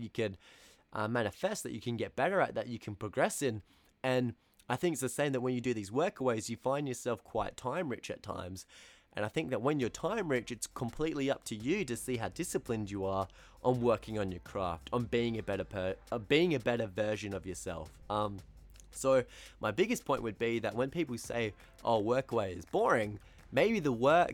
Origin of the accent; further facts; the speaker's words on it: Australia; accent: Australian; first language English; my Australian accent can be quite harsh sometimes